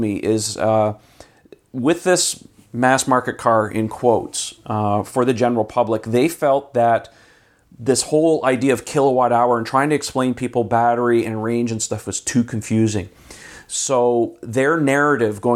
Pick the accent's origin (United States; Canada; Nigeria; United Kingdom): Canada; As a Canadian